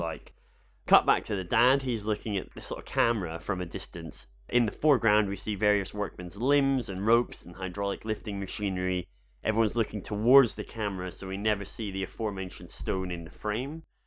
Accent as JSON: {"language": "English", "region": "Scotland", "country": "United Kingdom", "said": "I'm Scottish."}